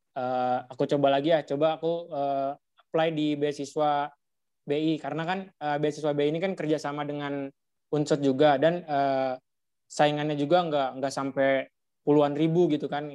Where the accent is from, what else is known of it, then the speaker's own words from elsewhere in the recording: Depok, West Java, Indonesia; Aku dari Matematika dua ribu sembilan belas, asal Depok, lahir tujuh belas Januari dua ribu satu